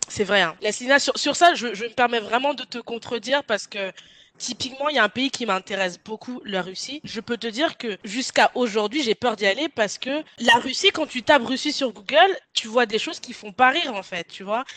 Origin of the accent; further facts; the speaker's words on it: France; je suis française aussi